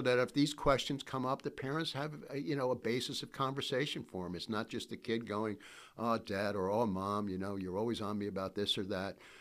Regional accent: New York, United States; I'm from New York

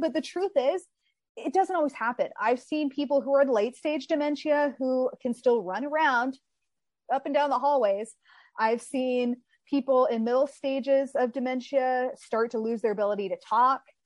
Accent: Texas, United States; moved away as an adult; now in Southern California, United States; I grew up in Texas. I lived there my entire life and then I moved out here to California by myself.

